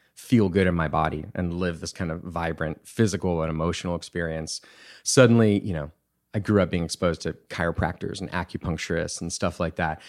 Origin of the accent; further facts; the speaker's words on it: Bee Cave, Texas, United States; also born or lived in Wimberley, Texas / Austin, Texas; we actually moved to Austin